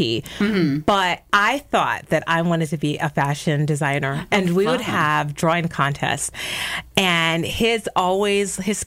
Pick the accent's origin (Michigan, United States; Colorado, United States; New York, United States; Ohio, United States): New York, United States; New York City; moved away; I'm from the Bronx